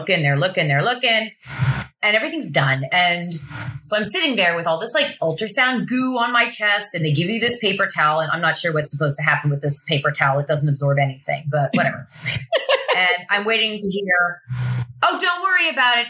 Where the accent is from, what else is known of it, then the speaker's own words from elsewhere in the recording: Lebanon, Pennsylvania, United States; moved away as an adult; also born or lived in Baltimore / Philadelphia; now in New Jersey, United States; I grew up in Lebanon, Pennsylvania, which is kind of the middle of nowhere, Pennsylvania